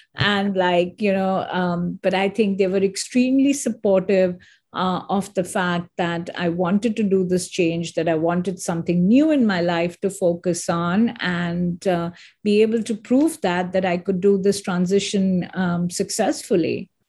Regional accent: India; moved away as an adult; also born or lived in Singapore / Hong Kong / Geneva; now in United States; I am an Indian, and I totally always believe uh, India is my country

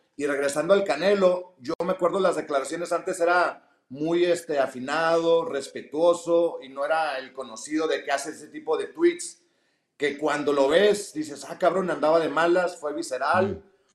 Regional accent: Mexico; como mexicano

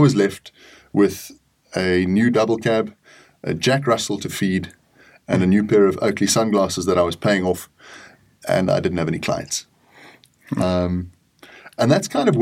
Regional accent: South Africa; also born or lived in Kenya; Being in South Africa, I was removed from the East African hunting side of things

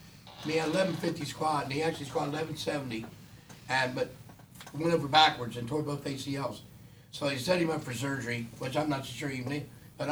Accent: Jamaica; I come from Jamaica, but so everyone's got problems, you know.

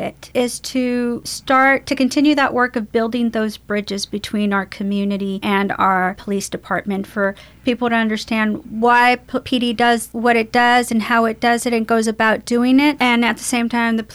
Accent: Baytown, Texas, United States; I'm a product of this community. I was raised in Worcester and, you know, I'm a product of the Goose Creek school system.

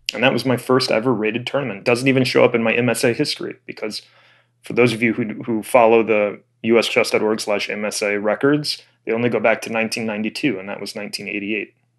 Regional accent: Florida, United States; moved away; also born or lived in Illinois; I was a little kid growing up in Florida

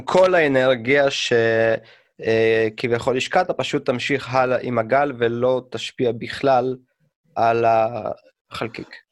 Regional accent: Russia; now in Israel; אני כשהייתי קטן ברוסיה

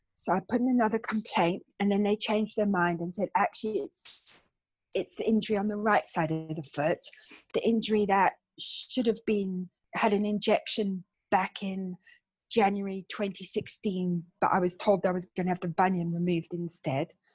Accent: Cape Town, Western Cape, South Africa; now in London, United Kingdom; I'm actually from a place called Cape Town in South Africa. Mm. And uh, my childhood was full of beaches and sunshine

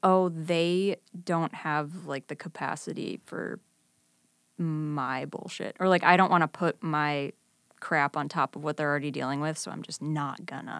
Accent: Libertyville, Illinois, United States; now in Chicago, United States; I grew up in Libertyville.

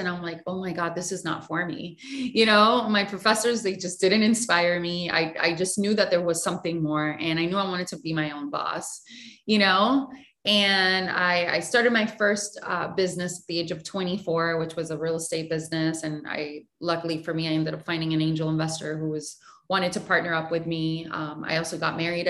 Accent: Puerto Rico; I was born and raised in Puerto Rico

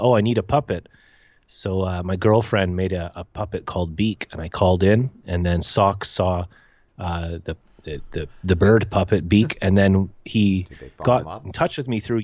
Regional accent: Canada; I'm Canadian.

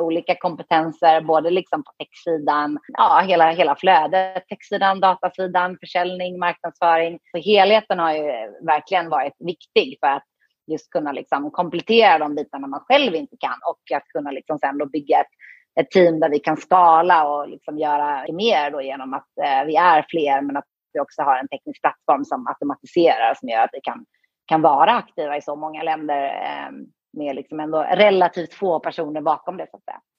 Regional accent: Höllviken, Skåne, Sweden; moved away as an adult; also born or lived in Gothenburg, Sweden / Lakeland, Florida, United States; Så jag är född i Göteborg, eh, från början. och bodde där de första åren i mitt liv. Och sen så flyttade jag till Skåne. När det var dags att börja skolan

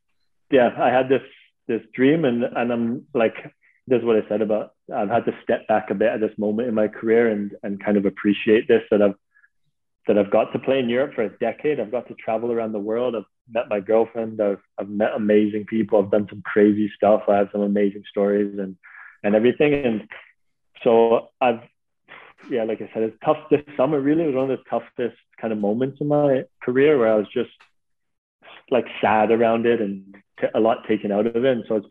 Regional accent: Canada; listen, I came over from Canada with this like naive mentality of how like that's such a pure game.

